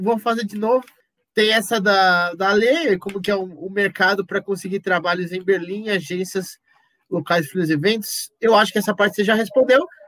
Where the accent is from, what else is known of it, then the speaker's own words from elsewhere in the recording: Brazil; sou brasileiro